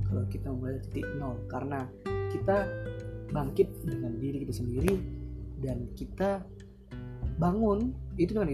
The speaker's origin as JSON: {"language": "Indonesian", "town": "Batam", "region": "Riau Islands", "country": "Indonesia", "said": "karena aku dari, dari berasal dari Batam"}